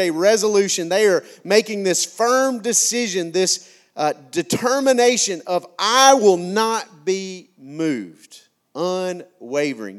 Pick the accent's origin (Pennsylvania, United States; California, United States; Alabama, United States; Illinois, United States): Alabama, United States; McCalla; I came from McCalla, Alabama